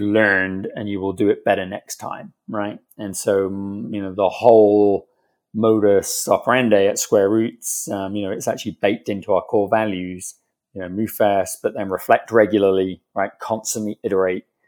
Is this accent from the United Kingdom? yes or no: yes; England, United Kingdom; moved away as an adult; now in United States; a British guy living in America, right? Because, you know, growing up in England